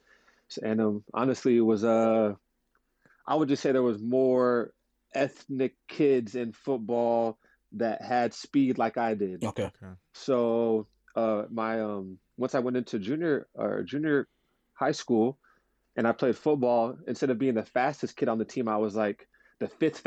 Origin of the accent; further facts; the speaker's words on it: California, United States; growing up in California where it really is a melting pot